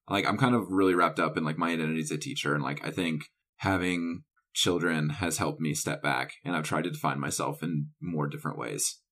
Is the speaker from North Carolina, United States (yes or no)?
yes; North Carolina, United States; I grew up in the South, and then I also went to college in the South